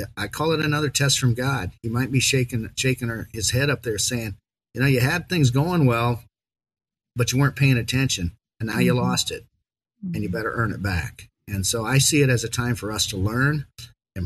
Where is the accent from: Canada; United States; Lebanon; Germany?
United States; Iowa; I grew up in Little Ryan, Iowa